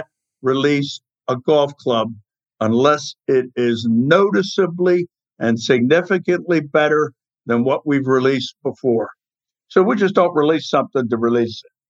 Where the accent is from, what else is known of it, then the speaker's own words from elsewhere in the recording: Baltimore, Maryland, United States; I'm from Charm City